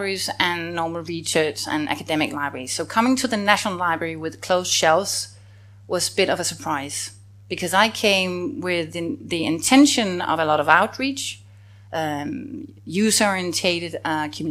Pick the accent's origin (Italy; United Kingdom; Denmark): Denmark; as a Dane